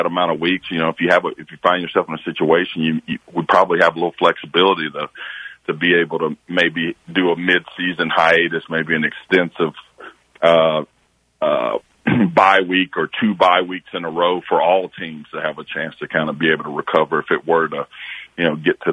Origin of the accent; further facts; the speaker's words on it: Tennessee, United States; my home state schools in Tennessee